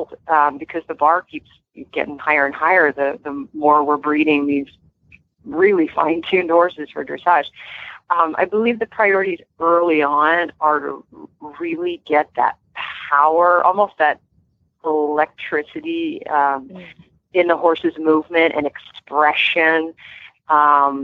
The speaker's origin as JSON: {"language": "English", "region": "Vermont", "country": "United States", "moved": "yes", "lives_now": "California, United States", "said": "I'm from Vermont originally, but when I moved out here"}